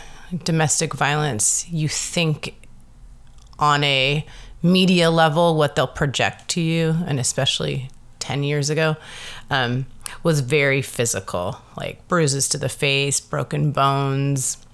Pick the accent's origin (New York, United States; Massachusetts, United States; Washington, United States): Washington, United States; Seattle; also born or lived in Madison, Wisconsin; I was pretty much raised in Seattle since I was 6 years old. I was born in Madison, Wisconsin, but spent most of my time in Seattle